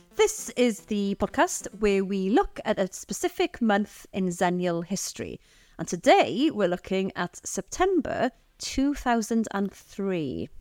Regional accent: Aberystwyth, Wales, United Kingdom; So I grew up in Aberystwyth

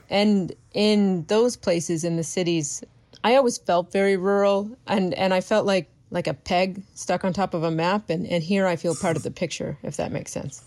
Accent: Canada; moved away as an adult; I live in my hometown

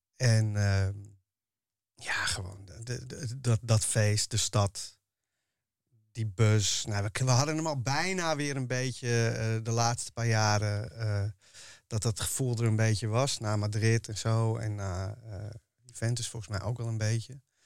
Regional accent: Amsterdam, North Holland, Netherlands; ik ben een Amsterdammer en daarvoor is Ajax mijn club

